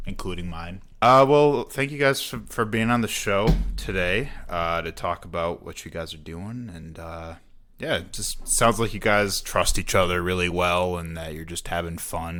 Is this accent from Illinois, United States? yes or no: yes; Illinois, United States; moved away; I'm from Illinois